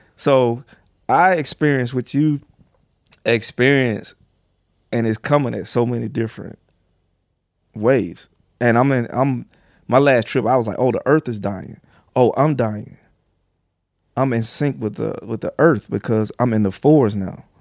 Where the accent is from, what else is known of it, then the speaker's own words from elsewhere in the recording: the South, United States; I'm from the South